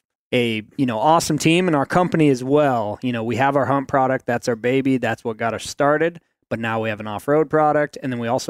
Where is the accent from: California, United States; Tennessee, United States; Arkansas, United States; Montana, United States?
Montana, United States; Missoula; I was born and raised in Missoula, Montana